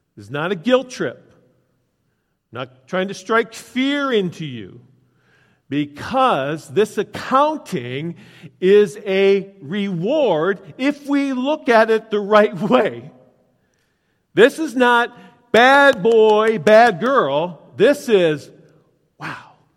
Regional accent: United States; I grew up out in Wilmer, the closest mechanic was in Chicago

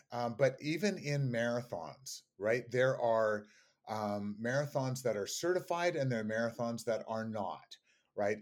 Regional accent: Canada; me being Canadian

